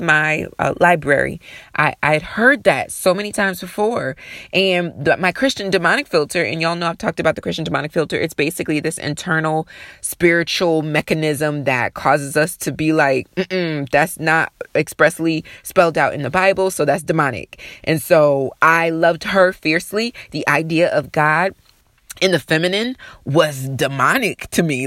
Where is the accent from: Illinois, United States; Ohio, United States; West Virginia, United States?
Ohio, United States; Sandusky; I'm from Sandusky, Ohio.